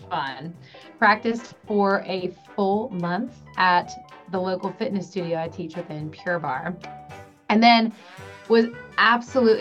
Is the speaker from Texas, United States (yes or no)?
no; New Orleans, Louisiana, United States; I was born and raised in New Orleans. I'm a local